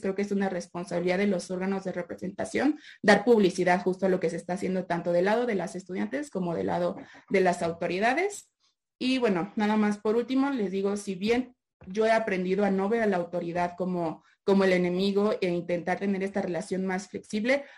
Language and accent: Spanish; Mexico; como mexicana y como abogada mexicana